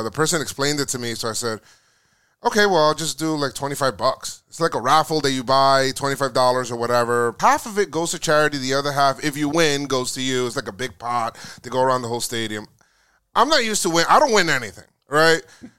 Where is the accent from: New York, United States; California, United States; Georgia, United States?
New York, United States; Bronx; I'm from the Bronx, mm-hmm. Bronx, New York, and I just remember going there